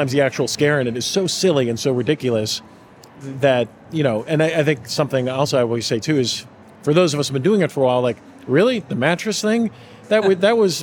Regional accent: Pittsburgh, Pennsylvania, United States; growing up in Pittsburgh and growing up the age I am

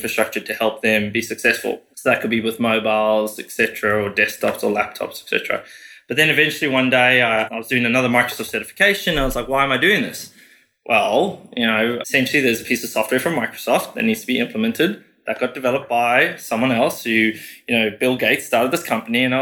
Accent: South Africa; moved away as an adult; also born or lived in United Kingdom; now in Australia; born and raised in South Africa, finished high school, went to the UK, worked there for 4 years

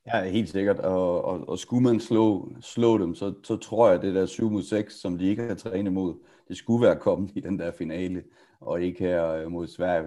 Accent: Denmark; vi er danskere

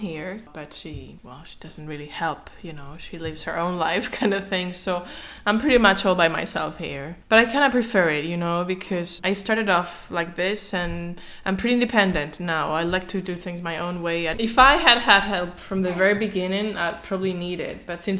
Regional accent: Madrid, Community of Madrid, Spain; Because I am from Madrid, so that's a big thing.

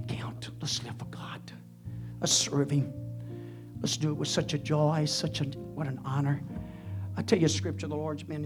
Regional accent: United States

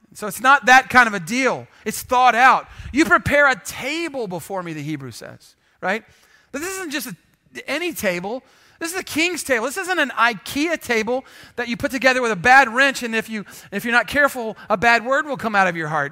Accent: San Antonio, Texas, United States; if you grew up here like I did

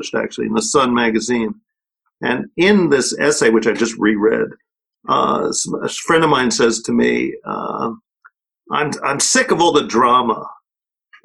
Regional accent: New York, United States; accent: New York; I'm a New Yorker, so I don't say the aspirant H

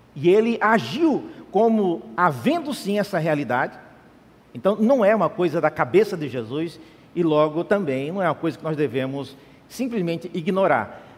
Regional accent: Central-West, Brazil; now in São Paulo, Brazil; Eu sou de outra região, eu vim de, do Centro-Oeste

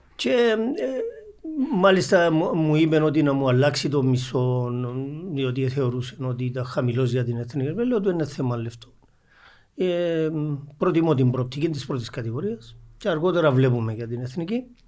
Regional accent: Geri, Nicosia District, Cyprus; είμαι από το Αγέρι το Γέρι είναι Αγέρι

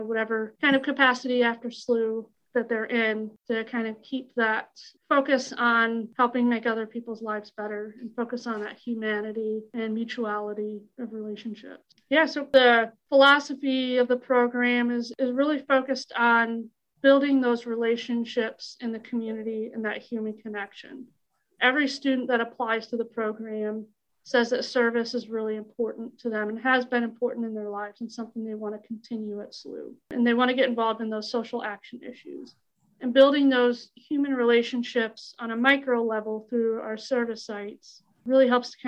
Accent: Texas, United States; moved away as an adult; also born or lived in St. Louis, Missouri; I grew up in Texas area

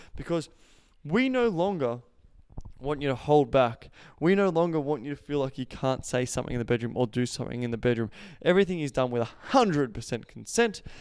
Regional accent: Australia; accent: Australian; I just speak for Australian culture 'cause I know that, that's where I'm from. If you haven't heard my Australian accent

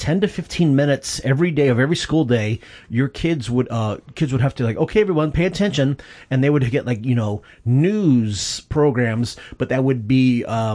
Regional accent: Michigan, United States; I grew up in Michigan

